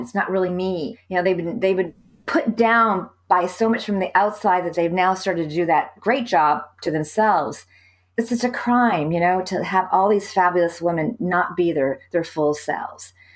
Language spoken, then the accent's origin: English; California, United States; moved away as an adult; also born or lived in Saudi Arabia / Beirut, Lebanon; I'm from California